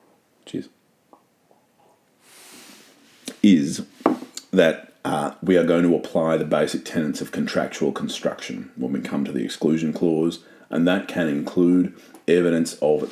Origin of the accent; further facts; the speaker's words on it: Australia; I am a Aussie